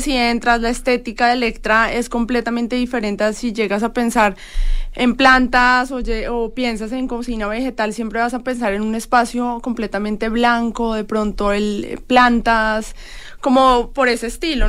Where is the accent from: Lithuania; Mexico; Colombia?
Colombia; nos identifica como colombianos